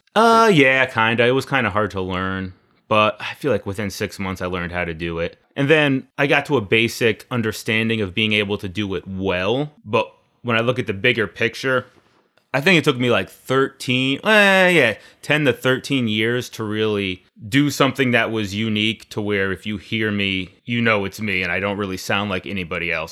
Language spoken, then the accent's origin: English; Naugatuck, Connecticut, United States; now in Waterbury, United States; I grew up in Naugatuck. Right now, I live in Waterbury with my wife Dora